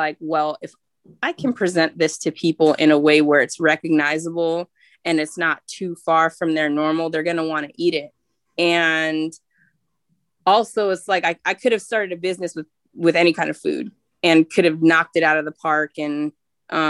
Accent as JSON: {"language": "English", "region": "California", "country": "United States", "tie": "born or raised there", "said": "I'm from California, and you know that's the land of produce"}